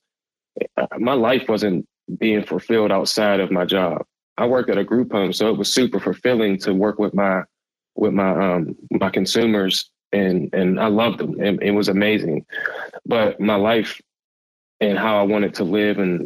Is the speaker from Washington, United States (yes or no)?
no; Pittsburgh, Pennsylvania, United States; I'm from Pittsburgh, Pennsylvania. I'm in Pittsburgh.